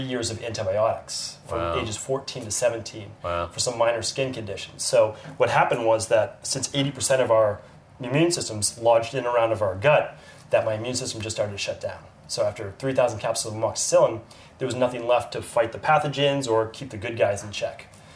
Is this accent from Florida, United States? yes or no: no; Medford, Massachusetts, United States; I grew up right outside the city in Medford, Massachusetts